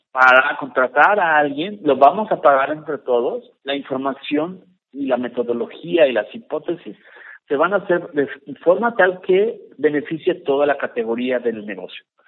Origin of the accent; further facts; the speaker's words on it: Mexico; yo soy mexicano, más mexicano que el mole